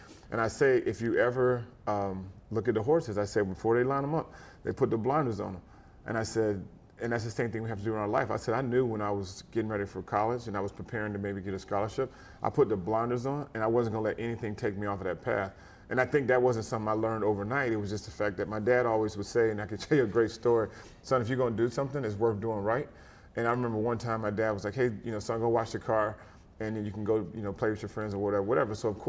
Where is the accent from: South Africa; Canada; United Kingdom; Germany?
Germany; It was funny, growing up in Germany, football really wasn't a big deal.